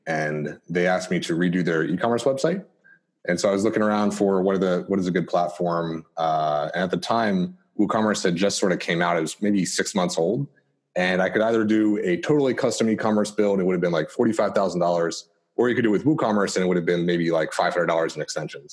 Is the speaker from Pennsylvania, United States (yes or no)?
yes; Philadelphia, Pennsylvania, United States; grew up in the Philadelphia area as well